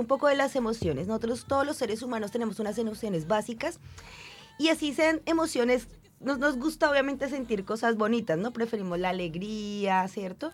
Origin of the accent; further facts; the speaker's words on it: Bogotá, Colombia; moved away as an adult; now in Concepción, Chile; yo soy bogotana y Bogotá es una ciudad bastante fría y lluviosa todo el año